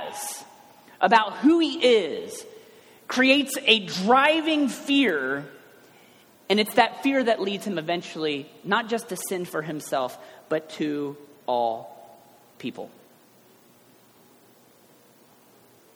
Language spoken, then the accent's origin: English; Cincinnati, Ohio, United States; I'm from the west side